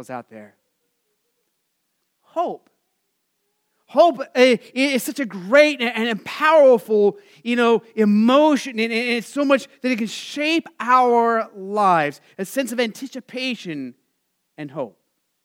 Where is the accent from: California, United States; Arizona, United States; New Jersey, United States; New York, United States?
Arizona, United States; Phoenix; our tradition for growing up in Arizona